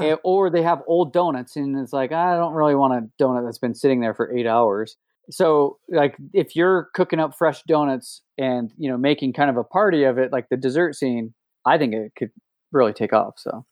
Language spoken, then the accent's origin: English; Oakley, Utah, United States; also born or lived in Salt Lake City, Utah; I'm actually from Oakley, Utah.